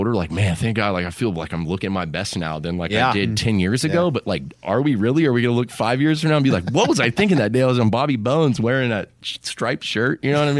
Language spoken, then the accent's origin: English; Kingston Springs, Tennessee, United States; I'm getting ready to help my hometown here in Kingston Springs build a new splash pad for all the kids of Kingston Springs, Tennessee, and the surrounding areas.